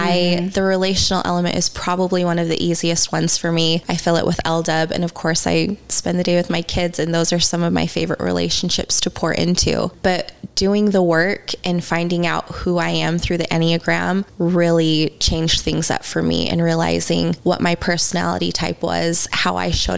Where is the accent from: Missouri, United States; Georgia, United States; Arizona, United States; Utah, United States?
Utah, United States; Growing up in Utah, religion is kind of a big thing here